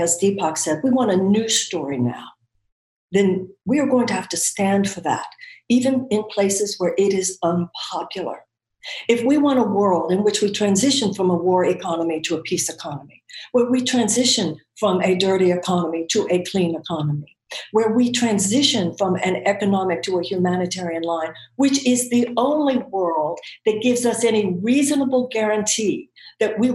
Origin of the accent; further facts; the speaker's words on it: United States; as an American